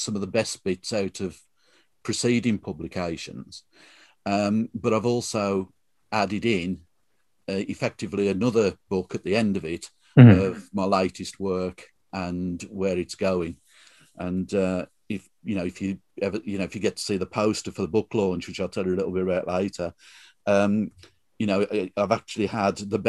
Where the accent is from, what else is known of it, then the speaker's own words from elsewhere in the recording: Tipton, West Midlands, United Kingdom; accent: Black Country; I was brought up in Tipton, so we've got much more flatter sounds